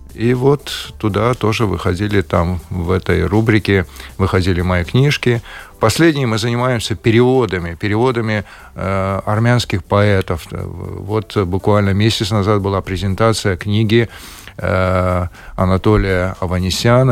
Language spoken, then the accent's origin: Russian; Baku, Azerbaijan; moved away as an adult; now in Latvia; с моим детством, потом э, с молодыми годами. Это было связано э, с моим родным городом Баку